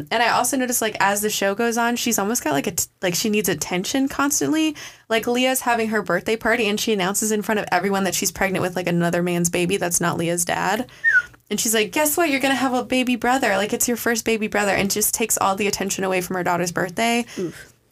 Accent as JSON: {"language": "English", "town": "Chattanooga", "region": "Tennessee", "country": "United States", "said": "I'm from Chattanooga, Texas, Tennessee."}